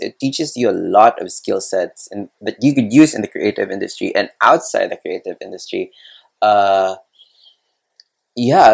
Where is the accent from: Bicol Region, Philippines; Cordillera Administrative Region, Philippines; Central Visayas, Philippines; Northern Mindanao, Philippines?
Central Visayas, Philippines; Cebu City; also born or lived in Manila; I'm from Cebu. I studied art school in Manila